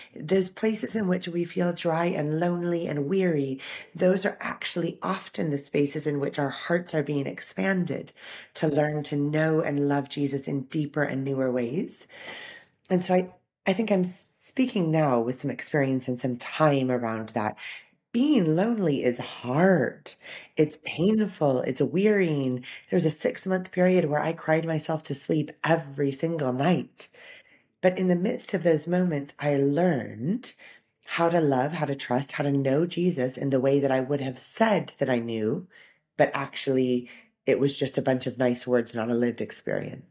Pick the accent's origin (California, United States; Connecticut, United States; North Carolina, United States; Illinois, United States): California, United States; Orange County; moved away as an adult; now in United Kingdom; I grew up in Orange County, California, surrounded by the sunshine